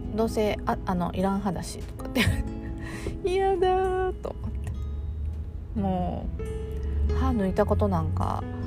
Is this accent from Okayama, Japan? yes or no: yes; Okayama, Japan; accent: Okayama dialect; 私は岡山なんですけど岡山弁広島弁